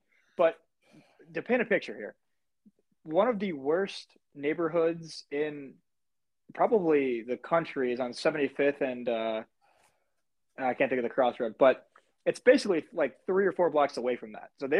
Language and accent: English; United States; as an American, I didn't grow up like caring about juniors